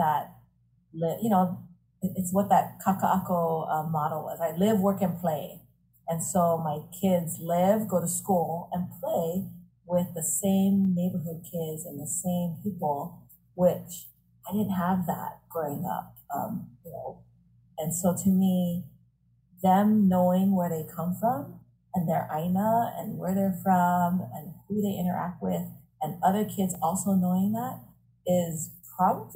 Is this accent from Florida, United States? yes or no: no; Honolulu, Hawaii, United States; I live in the house that I grew up in. So I grew up in Aina Haina